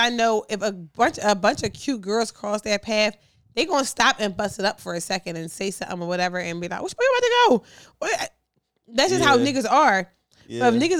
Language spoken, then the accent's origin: English; Philadelphia, Pennsylvania, United States; I'm from Philly.